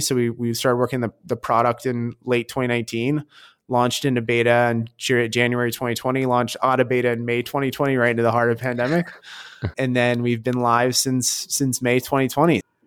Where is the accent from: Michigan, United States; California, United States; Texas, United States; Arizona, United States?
Michigan, United States; moved away as an adult; also born or lived in New York; now in New York City, United States; I'm from Michigan